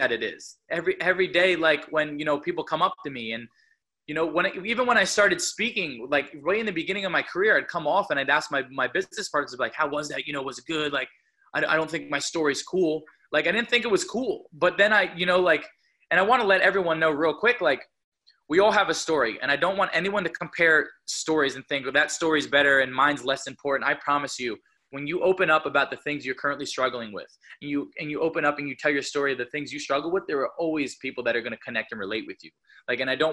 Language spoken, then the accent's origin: English; New Jersey, United States; I'm from New Jersey, so wrestling's like a big deal